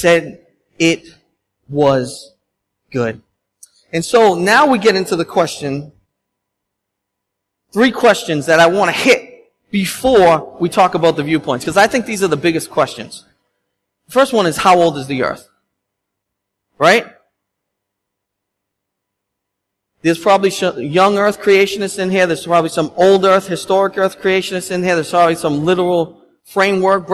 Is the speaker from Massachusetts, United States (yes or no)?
yes; Boston, Massachusetts, United States; I'm Bostonian